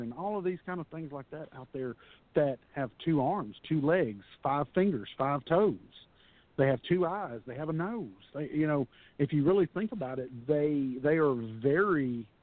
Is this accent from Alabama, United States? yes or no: no; Texas, United States; I'm a Texas guy, born and raised in Texas